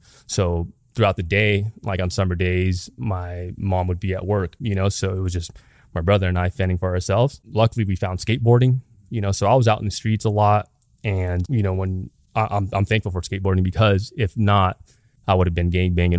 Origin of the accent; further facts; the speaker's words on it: Long Beach, California, United States; But yeah, I was born and raised in Long Beach on the east side specifically. In that area, it's pretty diverse, but it was all mixed with like poverty, ghettos, and then there's like nice neighborhoods too.